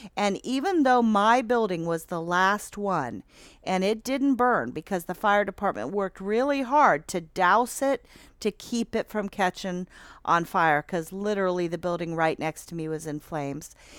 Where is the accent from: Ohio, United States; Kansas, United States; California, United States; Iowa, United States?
Ohio, United States; Athens; now in Albany, United States; I'm born and raised in Athens, um, and now live out in Albany